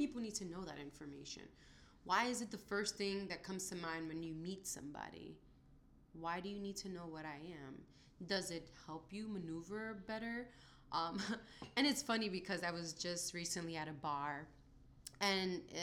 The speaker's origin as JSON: {"language": "English", "town": "New York City", "region": "New York", "country": "United States", "tie": "born or raised there", "also_born_or_lived": "Dominican Republic", "said": "I was raised in Brooklyn"}